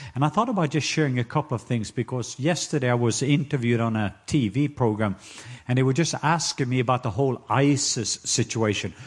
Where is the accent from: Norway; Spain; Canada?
Norway; now in Atlanta, United States; I am Norwegian.